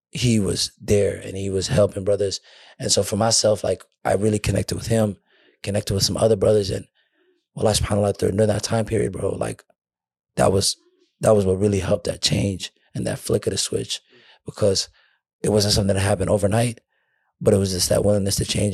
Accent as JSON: {"language": "English", "region": "Minnesota", "country": "United States", "said": "I'm from Minnesota"}